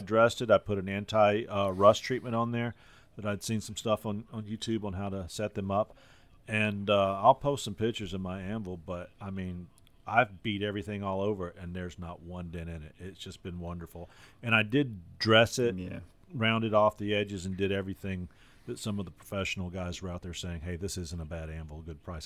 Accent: North Carolina, United States; now in Alabama, United States; I grew up in North Carolina, and that's a vinegar based barbecue

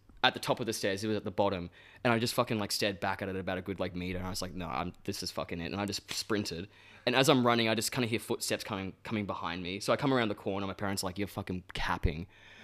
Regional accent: Gold Coast, Queensland, Australia; I grew up on the Goldie. Born and bred

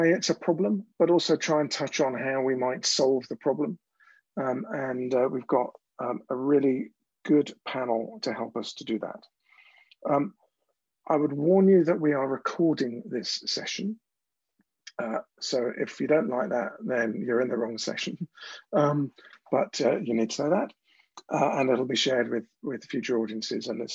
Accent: London, United Kingdom; I'm from South East London

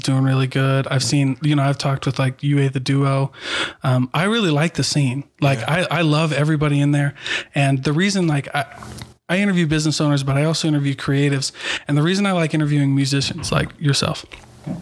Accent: Iowa, United States; now in Utah, United States; ended up in Utah, or excuse me, in Iowa, and brought the family out there. And that's where I grew up most of my life

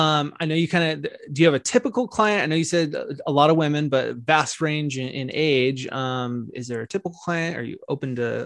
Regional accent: San Diego, California, United States; also born or lived in Newport Beach / Costa Mesa / Irvine; now in Chino Hills, United States; I'm originally from San Diego

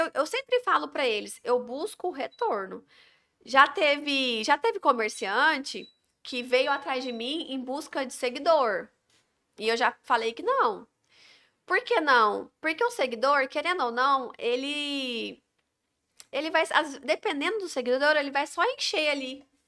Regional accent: Goiânia, Goiás, Brazil; moved away as an adult; also born or lived in Padre Bernardo; now in Porangatu, Brazil; eu sou de Goiânia

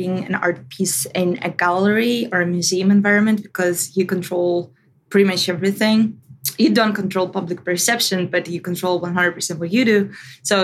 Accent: Russia; When I was growing up, first 10 years of my life were amazing. I loved them. It was years of actual democracy in Russia

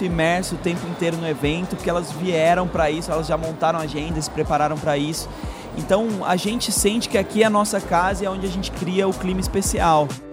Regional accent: São Paulo, Brazil; moved away as an adult; now in Florianópolis, Brazil; Eu até sou de São Paulo

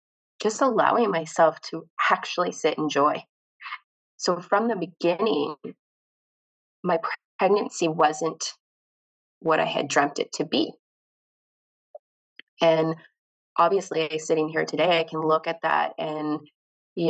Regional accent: Canada; I am from Canada

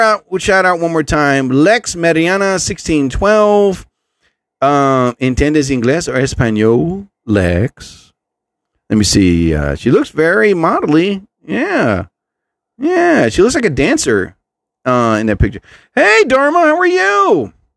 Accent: New Jersey, United States; I'm from New Jersey.

